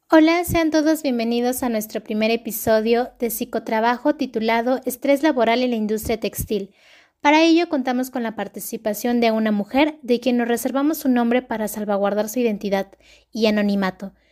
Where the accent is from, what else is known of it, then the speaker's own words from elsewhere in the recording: Mexico; en nuestro país